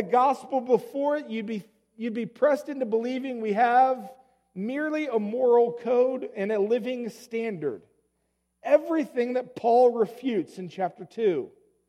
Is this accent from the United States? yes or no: yes; Colorado, United States; moved away; I come from Colorado